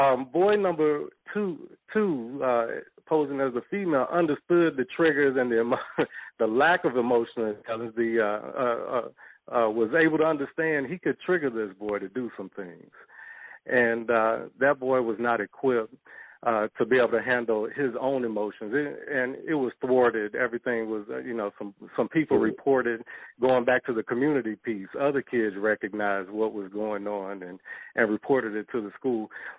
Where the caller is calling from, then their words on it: St. Louis, Missouri, United States; I'm calling from St. Louis.